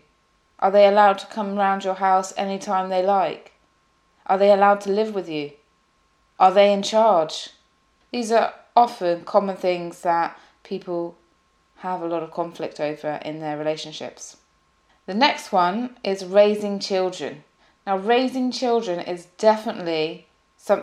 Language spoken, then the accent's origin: English; UK / English, England, United Kingdom; The UK, from the UK, and as an English person